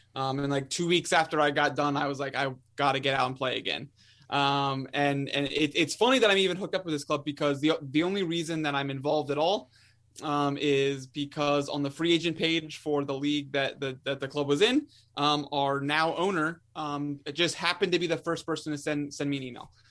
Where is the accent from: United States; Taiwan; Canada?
United States; Maryland; I'm born and raised in Maryland